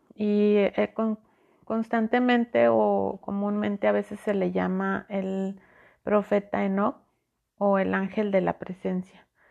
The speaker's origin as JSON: {"language": "Spanish", "country": "Mexico", "said": "yo soy mexicana, yo estoy en México, en, en Monterrey"}